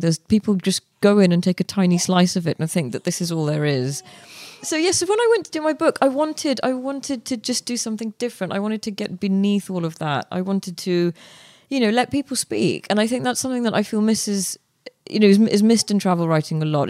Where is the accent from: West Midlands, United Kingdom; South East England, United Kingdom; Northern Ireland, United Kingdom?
West Midlands, United Kingdom; Birmingham; moved away as an adult; also born or lived in India / Headingley, Leeds / London; I grew up in Edgbaston, um, I then lived in Headingley, and then I lived up the road from Lords.